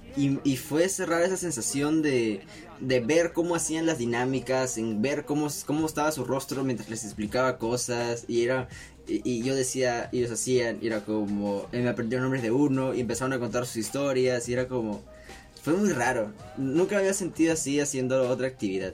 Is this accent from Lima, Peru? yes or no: yes; Lima, Peru; somos parte de, este, de este clan marrón del lado norte de Lima, bueno, centro, Los Olivos es centro